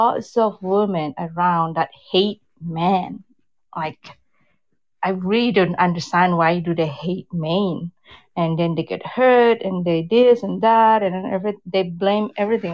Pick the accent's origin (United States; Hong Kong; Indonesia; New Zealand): Indonesia; Jakarta; also born or lived in West Sumatra; now in Vancouver, Canada; I'm from Indonesia originally. I was born in Sumatra, West Sumatra. But then I grew up in Jakarta, in the big city in Jakarta.